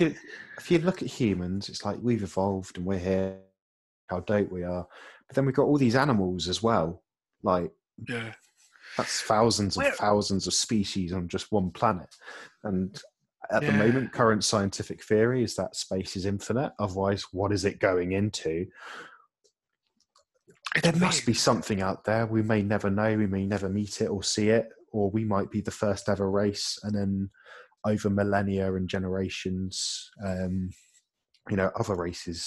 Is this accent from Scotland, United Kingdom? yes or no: no; Chatham, South East England, United Kingdom; I grew up in Chatham in Kent